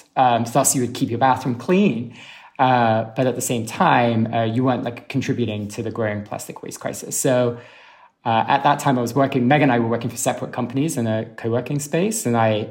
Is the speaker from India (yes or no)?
no; London, United Kingdom; moved away as an adult; now in New York, United States; you can probably tell from my accent that I'm from London in the UK. And I moved to New York about 10 years ago now